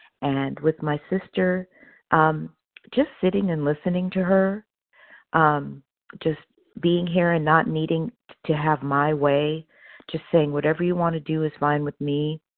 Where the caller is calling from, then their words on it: Opelousas, Louisiana, United States; this morning, I'm calling from Opelousas, Louisiana. I'm on vacation, and I'm visiting my sister. I'm normally in Palmdale.